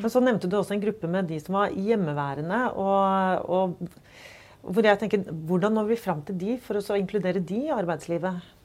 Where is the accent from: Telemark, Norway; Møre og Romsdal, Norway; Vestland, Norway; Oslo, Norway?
Oslo, Norway; Både du og jeg er jo fra Oslo. Mm. Og vi har begge vokst opp i en ganske mangfoldig by.